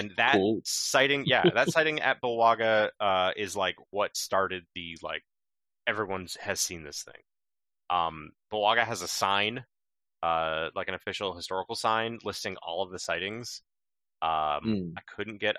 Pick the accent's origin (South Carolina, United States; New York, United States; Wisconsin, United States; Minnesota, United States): New York, United States; New York side of Lake Champlain, United States; moved away as an adult; now in Vermont, United States; I grew up on the New York side of Lake Champlain, and now I live on the Vermont side of Lake Champlain, up in the north